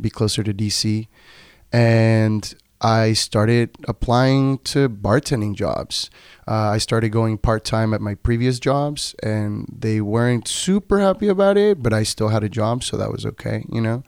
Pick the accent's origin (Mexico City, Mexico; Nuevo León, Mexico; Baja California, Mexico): Baja California, Mexico; Tijuana; first language Spanish; English is a second language; moved away; also born or lived in Nevada; I am originally from Tijuana, Baja California, Mexico.